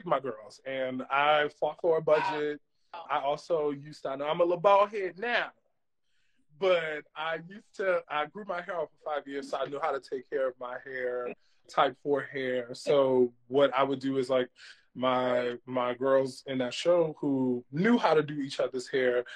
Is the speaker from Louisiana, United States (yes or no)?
yes; New Orleans, Louisiana, United States; moved away as an adult; now in New York City, United States; But I'm actually from New Orleans, Louisiana, born and raised. I teach in New York City now